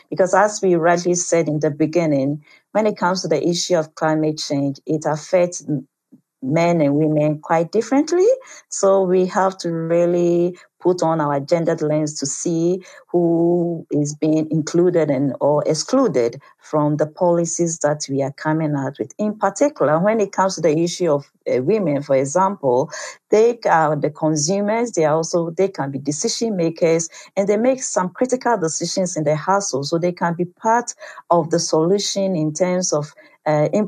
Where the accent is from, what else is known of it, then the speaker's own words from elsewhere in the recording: Nkinkesu, Ashanti, Ghana; I'm 33 years of age. I'm a farmer and also a trader. I'm from Nkinkesu, Ashanti region, Ghana.